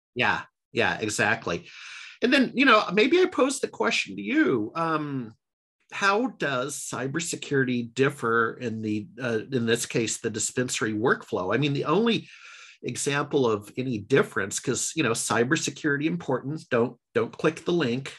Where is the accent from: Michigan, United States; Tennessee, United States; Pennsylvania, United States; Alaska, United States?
Alaska, United States; moved away as an adult; now in Seattle, United States; I grew up in alaska